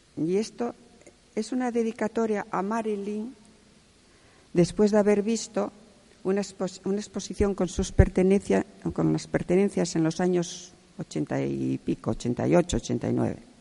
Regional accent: Salas, Asturias, Spain; also born or lived in Gijón; nací en Salas, en un pueblecito llamado Godán

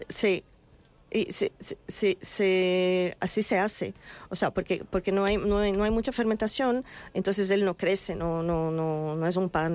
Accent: Brazil; Spanish is a second language; moved away as an adult; also born or lived in England / Israel; now in Madrid, Spain; yo salí de Brasil, eh, yo llevo mm, más de 15 años fuera de Brasil

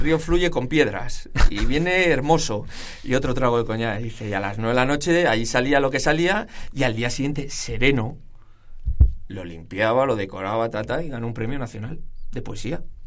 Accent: Burgos, Castile and León, Spain; soy burgalés

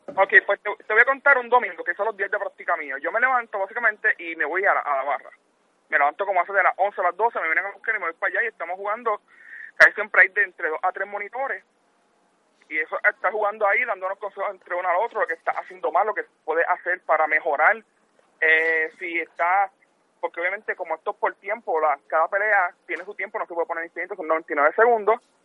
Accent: Caguas, Puerto Rico; now in Killeen, United States; Yo estoy en Texas ahora mismo, soy de Caguas, pero estoy en Texas

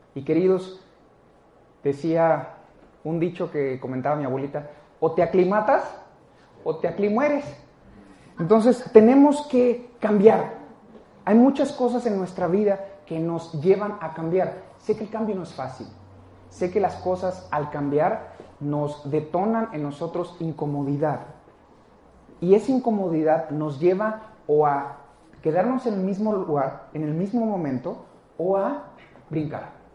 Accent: Mexico; nosotros lo tenemos más como mexicanos

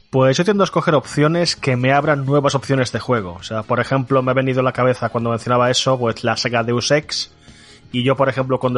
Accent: Galicia, Spain; como buen gallego, claro que sí.

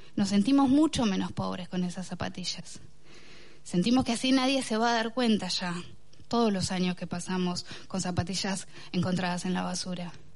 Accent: Bahía Blanca, Buenos Aires Province, Argentina; born or raised there

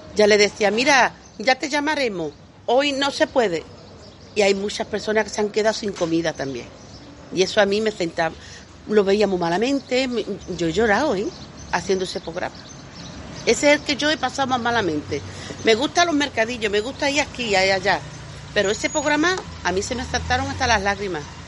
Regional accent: Lebrija, Andalusia, Spain; also born or lived in Polígono Sur, Seville; now in Seville, Spain; yo soy de Lebrija, pero llevo ya tantos años en el Polígono Sur que soy de ahí, de las 3.000

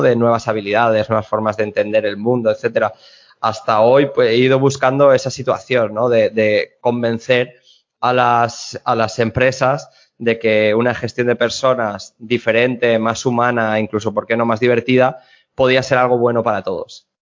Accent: Alzira, Valencian Community, Spain; Yo estoy en, en mi pueblo, en Alcira, a media hora de Valencia

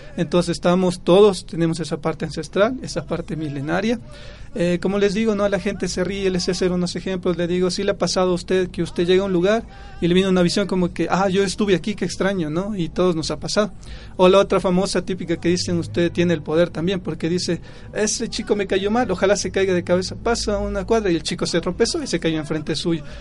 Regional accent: Pomasqui, Pichincha, Ecuador; soy del pueblo de Pomaski

